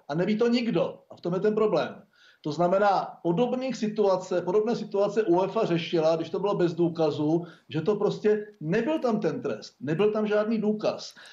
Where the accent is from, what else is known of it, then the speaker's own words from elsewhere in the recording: Czechia; jako Češi